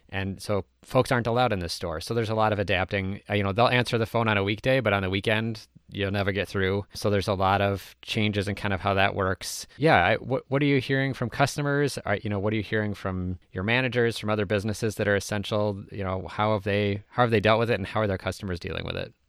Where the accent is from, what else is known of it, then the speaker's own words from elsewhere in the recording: Minnesota, United States; I'm from Minnesota